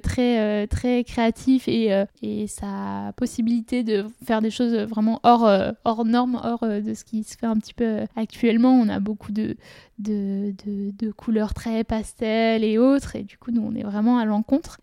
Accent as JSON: {"language": "French", "town": "Saint-Gervais-les-Bains", "region": "Auvergne-Rhône-Alpes", "country": "France", "tie": "born or raised there", "said": "je suis originaire de Saint-Gervais en Haute-Savoie"}